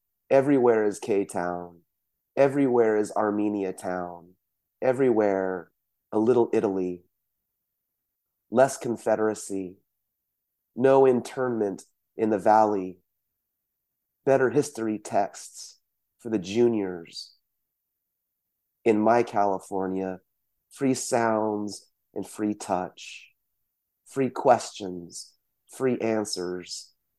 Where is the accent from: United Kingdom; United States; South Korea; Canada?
South Korea; born there; I can't speak for others, but you know, for myself, I was born in South Korea, but this idea of being from somewhere else is one of the main threads in the poets that I see in Fresno.